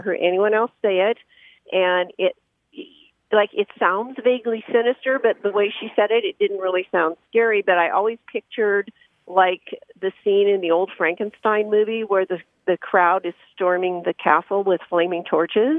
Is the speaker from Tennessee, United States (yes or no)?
no; Bay Area, Northern California, United States; I grew up in Northern California in the Bay Area.